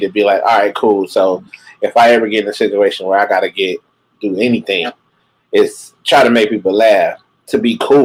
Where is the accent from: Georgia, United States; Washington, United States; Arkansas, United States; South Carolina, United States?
Arkansas, United States; Little Rock; definitely from Little Rock, Arkansas. Little Rock, Arkansas.